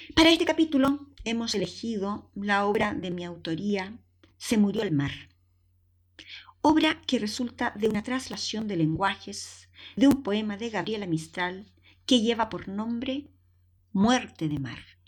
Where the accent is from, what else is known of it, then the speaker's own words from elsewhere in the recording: Chile; moved away as an adult; also born or lived in Valdivia, Chile / Viña del Mar, Chile / Madrid, Spain; la artesanía de mi país